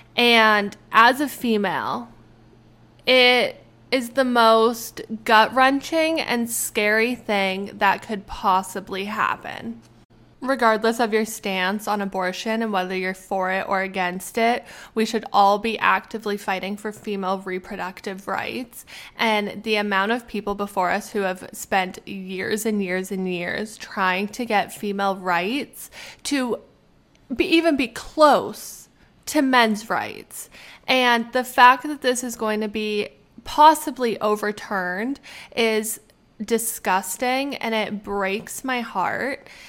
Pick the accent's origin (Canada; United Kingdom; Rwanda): Canada; now in United States; I am Canadian. I am Canadian.